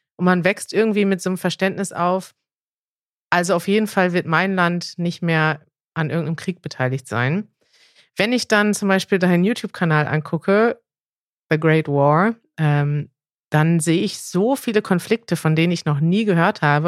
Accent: Germany; als Deutsche

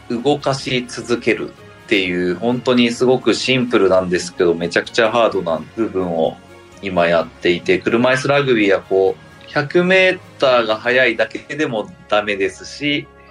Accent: Nara, Japan; moved away as an adult; now in Edogawa, Tokyo, Japan; 地元の奈良に戻りまして

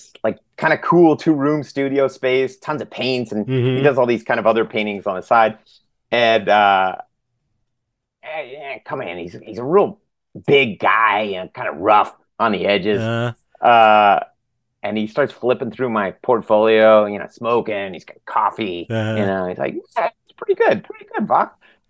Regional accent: Long Island, New York, United States; New York. I'm a New York guy.

